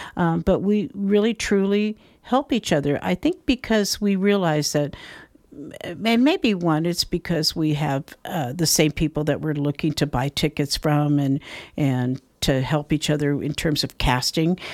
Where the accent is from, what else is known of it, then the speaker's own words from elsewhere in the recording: Folsom, California, United States; moved away as an adult; also born or lived in Knob Noster, Missouri; now in Grass Valley, United States; I was raised in Folsom, actually, so not that far away